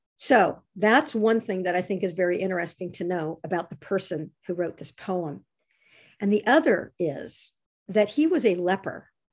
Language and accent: English; Monterey Bay, California, United States; I grew up on the Monterey Bay, and fog has been a part of my life ever since I was a little baby. And I continue to live on the Monterey Bay